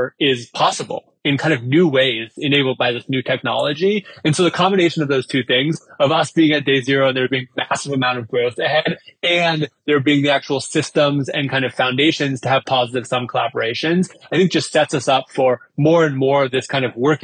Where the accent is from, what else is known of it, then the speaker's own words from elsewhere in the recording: United States; I was born in the United States. I live in the United States now.